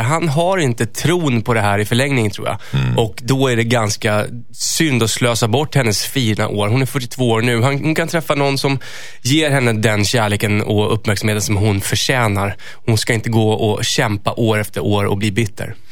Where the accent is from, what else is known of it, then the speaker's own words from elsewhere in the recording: Stockholm, Stockholm County, Sweden; jag är ju från Stockholm